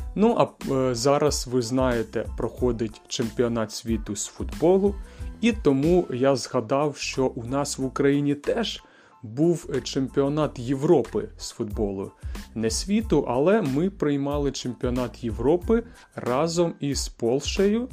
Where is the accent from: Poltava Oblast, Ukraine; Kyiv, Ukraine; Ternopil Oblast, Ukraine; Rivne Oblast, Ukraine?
Kyiv, Ukraine; я з Києва